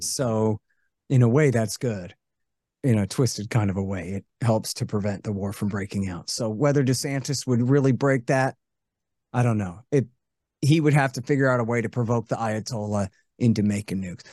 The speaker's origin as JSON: {"language": "English", "country": "United States", "said": "I'm from here"}